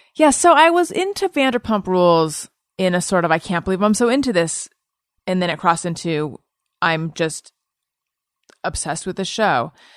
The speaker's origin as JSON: {"language": "English", "area": "Orange County", "region": "California", "country": "United States", "also_born_or_lived": "Claremont / New York City", "moved": "as an adult", "lives_now": "Los Angeles, United States", "said": "I'm from Orange County."}